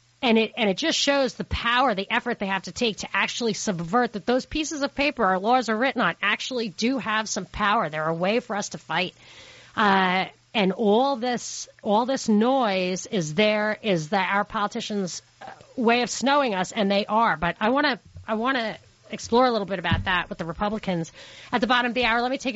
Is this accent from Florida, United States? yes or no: no; Brooklyn, New York, United States; Trump is from Queens, but he doesn't we're from Brooklyn.